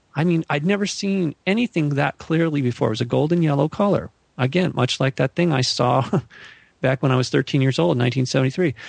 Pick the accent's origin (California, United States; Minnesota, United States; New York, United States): California, United States; Malibu; where I grew up in Malibu